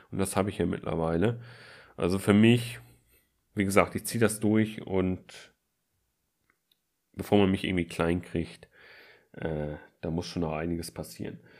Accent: Flensburg, Schleswig-Holstein, Germany; Und zwar, ich komme aus Flensburg und wollte in Kiel studieren.

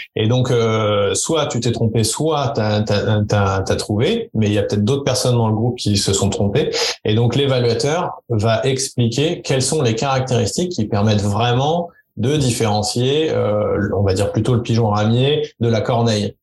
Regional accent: France; chez nous en France

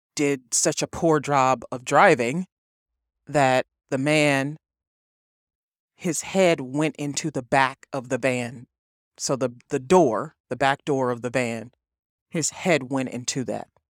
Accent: East Cleveland, Ohio, United States; I was raised in East Cleveland, Ohio. I was born in Cleveland.

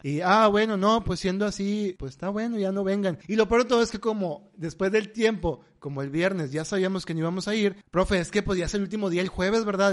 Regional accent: Monterrey, Nuevo León, Mexico; somos regios

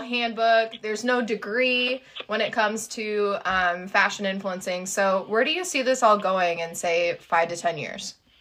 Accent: Midwest, United States; being from the Midwest

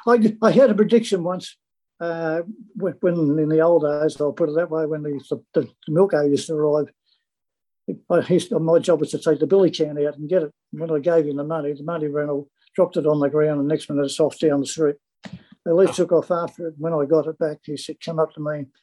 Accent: Sydney, New South Wales, Australia; I was born in Chippendale on, off Broadway. Lived, uh, the whole family lived there for all their life.

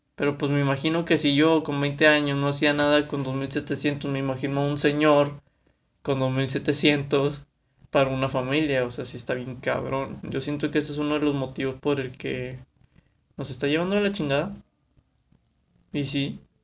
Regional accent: Monterrey, Nuevo León, Mexico; Soy de aquí de Monterrey, Nuevo León

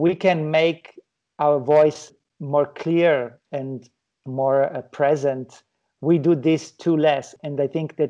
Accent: Italy; moved away; my home country, which is Italy.

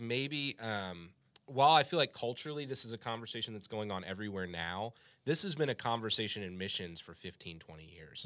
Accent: United States; I am an American

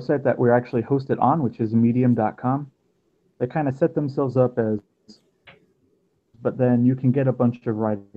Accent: Fort Lauderdale, Florida, United States; moved away as an adult; also born or lived in Austin, Texas / Frisco, Texas; now in Arlington, United States; I'm originally from Fort Lauderdale, Florida, not too far away from Tanner Olson in Orlando

